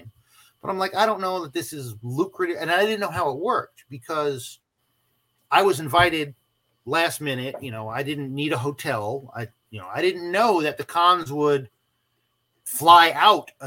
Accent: Dayton, Texas, United States; my hometown of Dayton, Texas

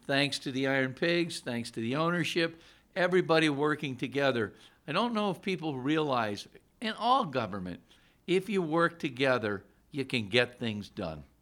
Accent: Scranton, Pennsylvania, United States; now in Allentown, United States; I'm originally from Scranton

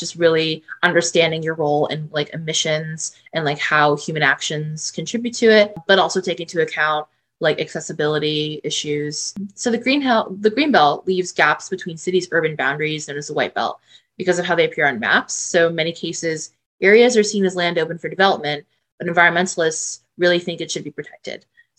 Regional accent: Toronto, Ontario, Canada; I'm from Toronto

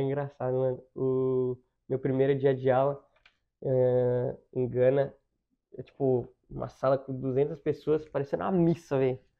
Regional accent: Campinas, São Paulo, Brazil; moved away as an adult; Eu nasci na capital, mas eu morei minha vida inteira em Campinas

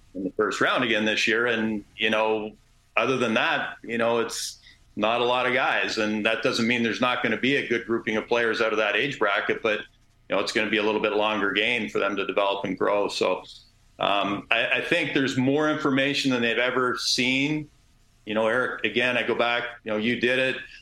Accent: Canada

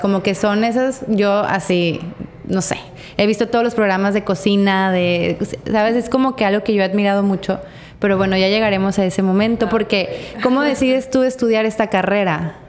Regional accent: Torreón, Coahuila, Mexico; moved away; yo soy de Torreón

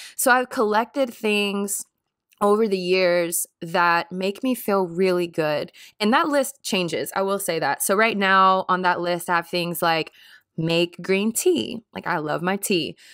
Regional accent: Jackson, Mississippi, United States; now in Nashville, United States; I grew up in Jackson Public School System

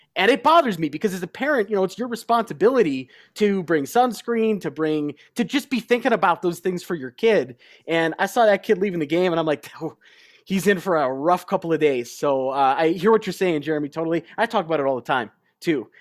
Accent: Chicago, Illinois, United States; also born or lived in Glenview, Illinois / Normal, Illinois; growing up in Chicago and then when we moved up to Glenview

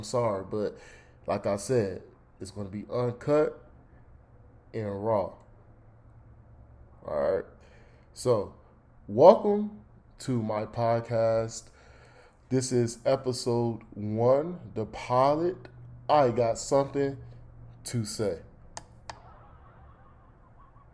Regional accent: Durham, North Carolina, United States; I am from North Carolina, Durham to be exact, the Bull City, the real 919.

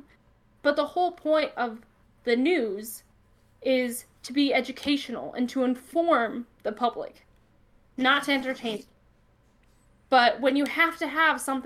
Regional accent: Northwest Iowa, United States; I'm from Northwest Iowa, which is a lot of smaller towns

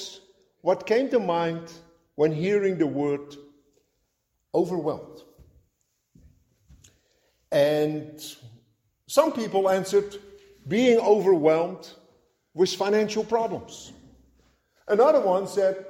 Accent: Netherlands; moved away; at a young age, growing up in Holland.

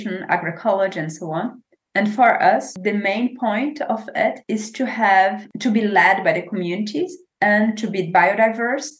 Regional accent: Brazil; English is a second language; moved away as an adult; also born or lived in Maranhão / Piauí / Pará; now in Germany; I grew up exactly in Maranhão and Piauí, Pará. So that's kind of the region I know as home

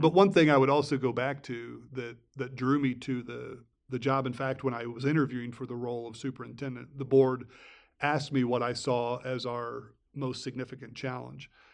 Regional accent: Fairfield, Illinois, United States; I was a sophomore in high school, and I grew up in Fairfield

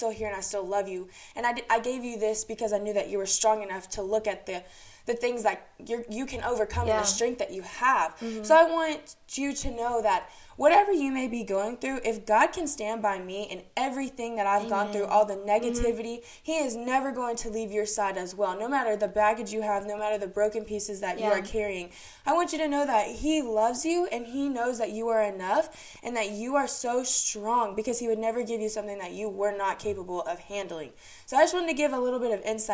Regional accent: Taylor, Texas, United States; moved away as an adult; now in Corpus Christi, United States; I am from Taylor, Texas.

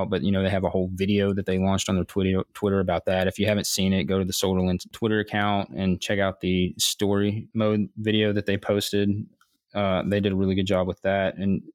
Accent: United States; I'm American

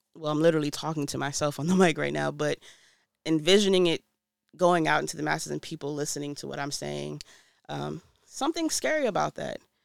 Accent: New York City, New York, United States; also born or lived in DMV area (Washington, D.C. metropolitan area); now in DMV area, United States; I'm originally from Brooklyn, New York, but I l, live in the D M V area. I, I've been in the D M V area longer than I've lived in New York

